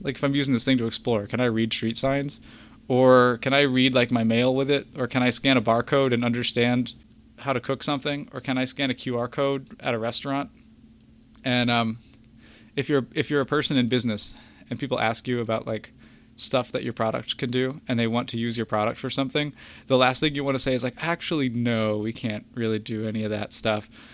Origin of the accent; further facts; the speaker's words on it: Kentucky, United States; I'm from Kentucky